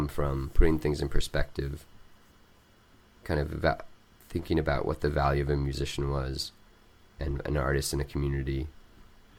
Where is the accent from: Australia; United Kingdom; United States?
United States; Missouri; also born or lived in Mexico; now in Charlottesville, United States; growing up in Missouri